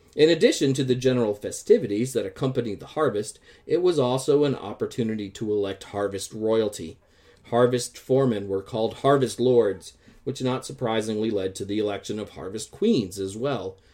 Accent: Midwest, United States; moved away; growing up in the Midwest and seeing crops harvested every year

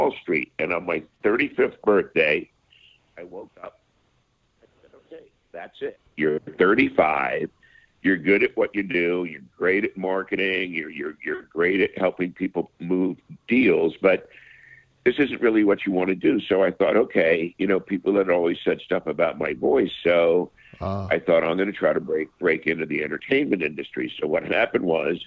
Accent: United States; I grew up in the New York, New Jersey area as a boy

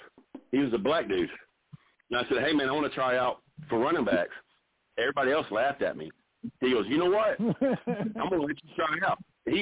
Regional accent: Odessa, Texas, United States; I mean, you know where Odessa is. Yeah, that's where I was born.

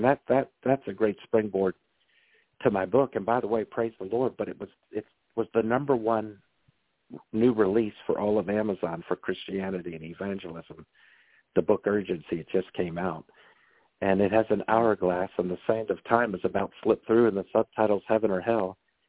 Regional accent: Maryland, United States; I'm from Maryland like you, and we're known for our Maryland blue crabs.

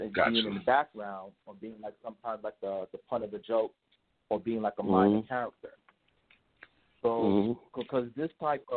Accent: Jamaica; I'm Jamaican

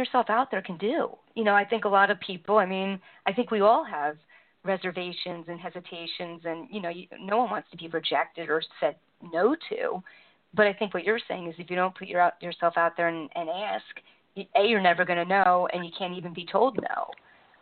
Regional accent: New Jersey, United States; I'm from New Jersey

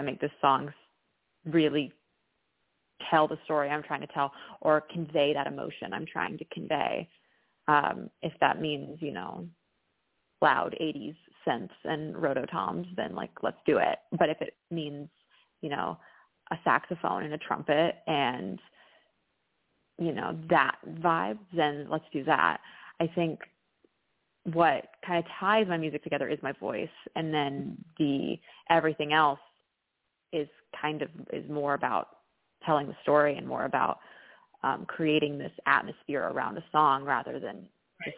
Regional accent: Dallas, Texas, United States; accent: slight accent; moved away as an adult; now in Chicago, United States; I grew up in Dallas, but my dad's actually from New Orleans

